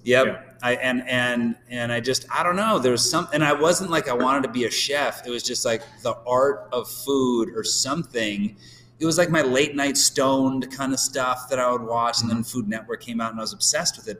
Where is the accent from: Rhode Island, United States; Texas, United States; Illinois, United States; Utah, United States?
Illinois, United States; Downers Grove; moved away as an adult; also born or lived in Phoenix / Chicago; now in San Diego, United States; a, suburb called Downers Grove